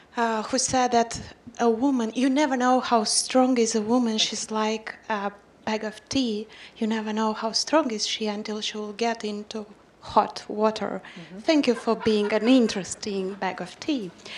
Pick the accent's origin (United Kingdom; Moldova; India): Moldova; I'm from Moldova.